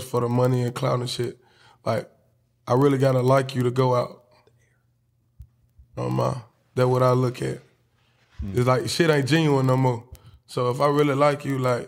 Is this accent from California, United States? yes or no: no; Birmingham, Alabama, United States; I'm from Birmingham, Alabama